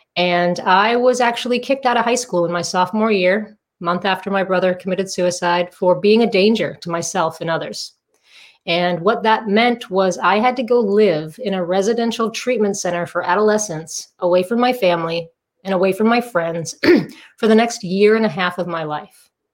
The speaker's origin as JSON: {"language": "English", "region": "Massachusetts", "country": "United States", "also_born_or_lived": "Southern California", "moved": "as an adult", "lives_now": "Palm Desert, United States", "said": "I'm originally from Massachusetts. I transplanted to Southern California in 2002."}